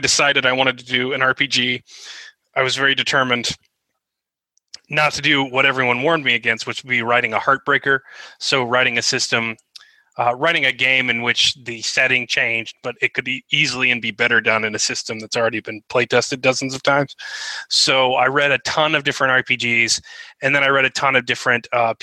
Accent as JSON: {"language": "English", "country": "United States", "said": "as an American"}